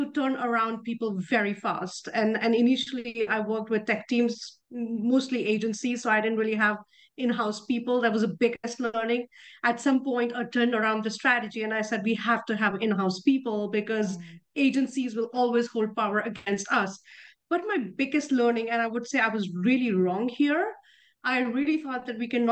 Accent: India; moved away as an adult; also born or lived in Europe / Netherlands; I grew up in India, but I've lived as much out of India, especially in Europe, as in India

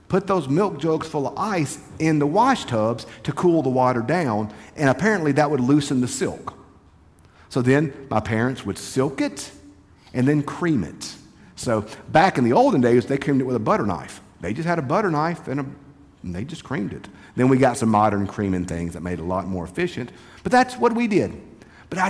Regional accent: United States; Growing up in Lincoln County

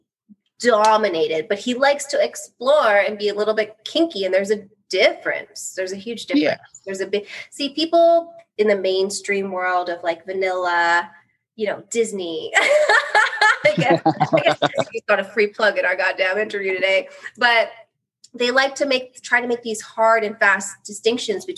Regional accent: Canada; also born or lived in United States; I'm Canadian. I live in Canada

